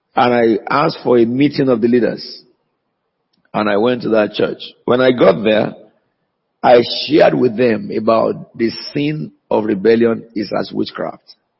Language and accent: English; Nigeria; now in United Kingdom; they know that I'm a Nigerian